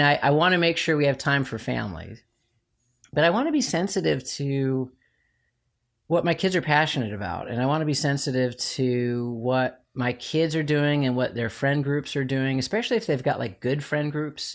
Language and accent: English; Chicago, Illinois, United States; I'm from Chicago